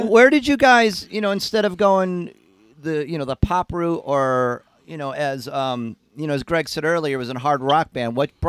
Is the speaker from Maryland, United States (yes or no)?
no; Binghamton, New York, United States; I grew up in Binghamton.